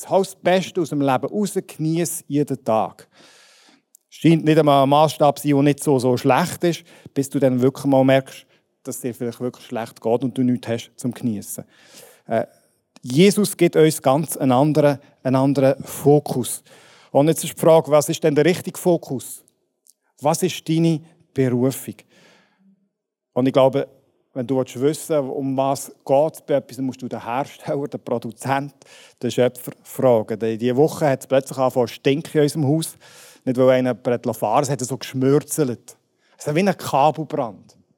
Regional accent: Switzerland; Ja, die jetzt Brüssel manchmal, aber grundsätzlich sind wir Schweizer ja frei von fremden Vögeln und so.

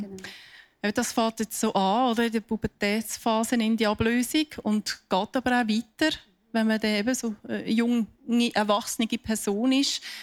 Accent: Switzerland; bei uns in der Schweiz

